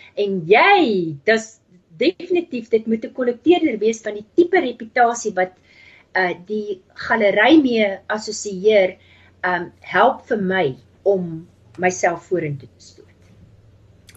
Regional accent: Namibia; also born or lived in Transvaal, South Africa / Cape Town, South Africa; now in United States; ek het groot geword in Namibië

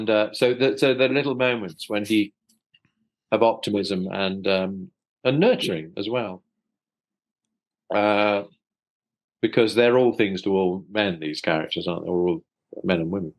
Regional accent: London, United Kingdom; I was born and brought up in South London, so I'm a South Londoner.

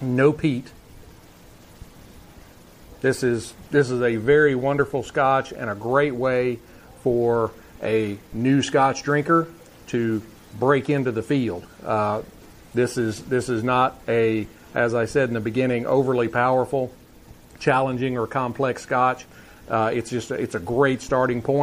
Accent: Texas, United States; here in my home state of Texas

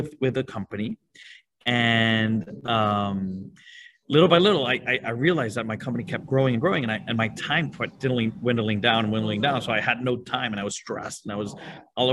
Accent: Venezuela; moved away as an adult; now in Miami, United States; I'm originally from Venezuela, and at 24, I decided to get married, move to Miami and start a business all at the same time

